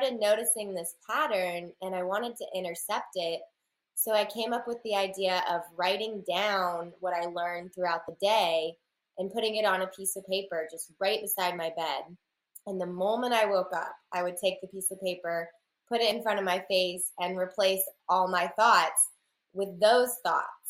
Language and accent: English; Raleigh, North Carolina, United States; I'm from Raleigh, North Carolina in the United States